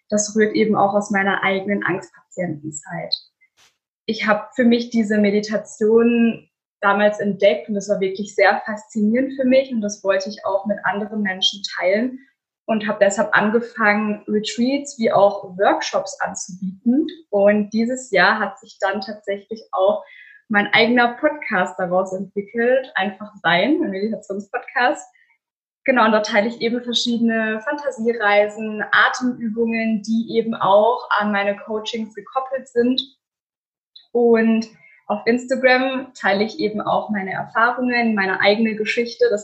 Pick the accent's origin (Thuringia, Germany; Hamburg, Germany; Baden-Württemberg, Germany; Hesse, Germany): Baden-Württemberg, Germany; Offenburg; ich komme aus Offenburg, das ist in der Nähe von Freiburg.